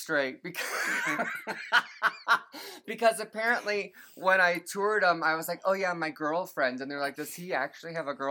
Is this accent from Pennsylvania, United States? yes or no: no; Pueblo, Colorado, United States; I'm from Pueblo.